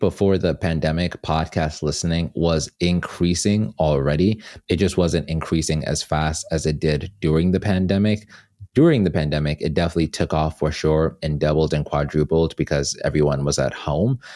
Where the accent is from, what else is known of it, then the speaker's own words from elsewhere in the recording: Atlanta, Georgia, United States; moved away as an adult; also born or lived in Zimbabwe; now in Los Angeles, United States; About sixteen of those years were spent in Atlanta